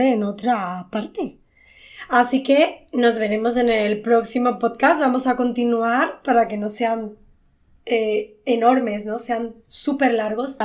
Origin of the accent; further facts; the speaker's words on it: Chipiona, Andalusia, Spain; mi pueblo